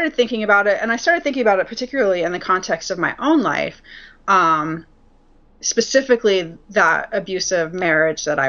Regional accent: Utah, United States; I was raised a Mormon in Utah

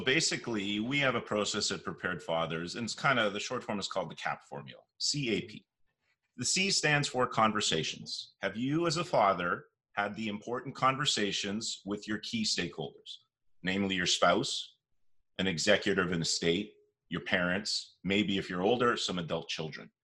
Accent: Toronto, Ontario, Canada; born and raised in Toronto, whole life here

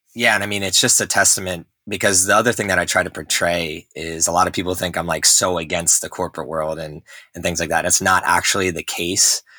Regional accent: New Jersey, United States; moved away; also born or lived in Texas; I grew up in New Jersey

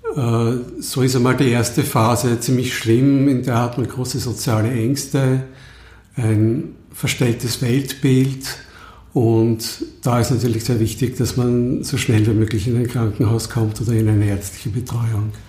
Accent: Lower Austria, Austria; ich komme aus Niederösterreich

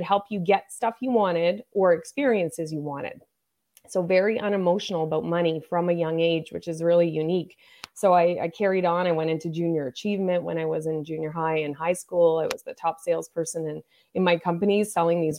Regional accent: Nova Scotia, Canada; I grew up in Nova Scotia

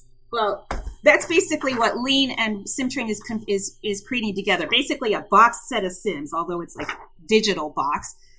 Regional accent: New Jersey, United States; born there; also born or lived in Iceland; I was born in New Jersey, but I've actually lived everywhere because I'm a Navy brat. So because of that, I've lived all over the U.S. and even in Iceland.

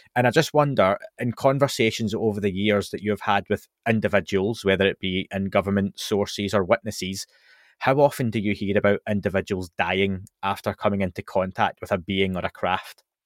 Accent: Scotland, United Kingdom; I'm from Scotland

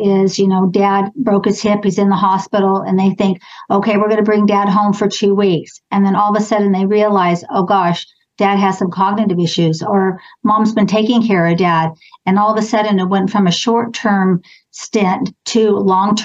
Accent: Clovis, California, United States; I grew up in Clovis. I've never moved or lived anywhere else. Went to Clovis High School

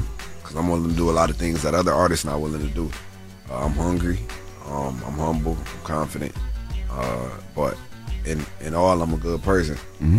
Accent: Syracuse, New York, United States; my hometown, hometown, like in Syracuse

